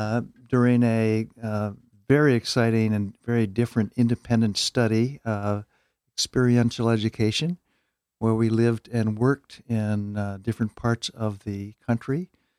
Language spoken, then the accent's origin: English; Detroit, Michigan, United States; I'm from Michigan, Detroit. Okay. I'm from Detroit.